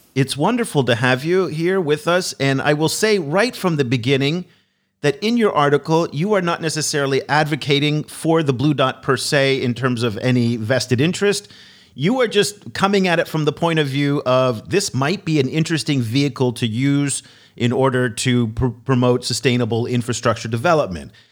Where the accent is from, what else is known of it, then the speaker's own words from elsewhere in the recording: California, United States; where I come from California